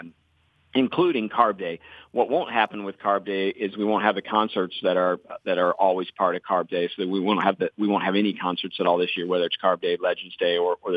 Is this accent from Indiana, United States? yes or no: yes; Hendricks County, Indiana, United States; also born or lived in Johnson County, Indiana; I grew up in Hendricks County